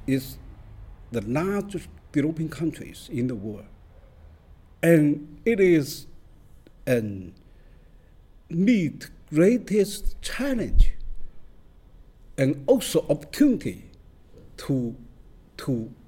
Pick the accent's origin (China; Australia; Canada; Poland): China; Fuzhou, Fujian; now in New York, United States; I'm born in China, in Fuzhou City, Fujian Province